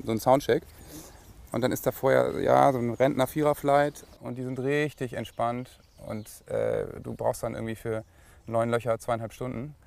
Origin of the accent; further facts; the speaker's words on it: Lower Saxony, Germany; bei uns in Niedersachsen